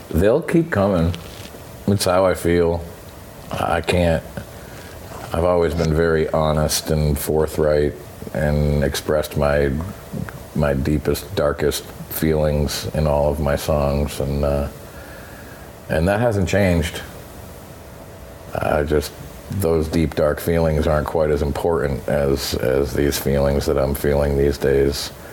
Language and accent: English; Vermont, United States; Is I grew up from in Vermont.